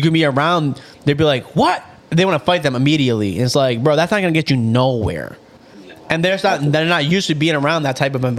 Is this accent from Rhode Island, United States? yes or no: yes; Rhode Island, United States; I'm from Rhode Island, but I'm Colombian.